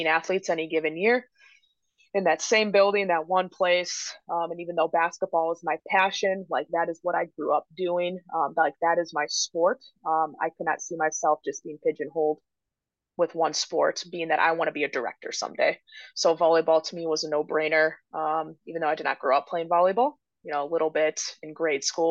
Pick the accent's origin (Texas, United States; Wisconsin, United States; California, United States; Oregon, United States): Wisconsin, United States; moved away as an adult; now in Illinois, United States; growing up in Wisconsin